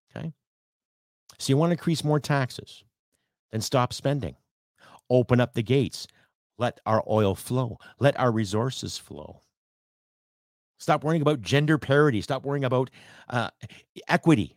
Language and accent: English; Canada; I'm Canadian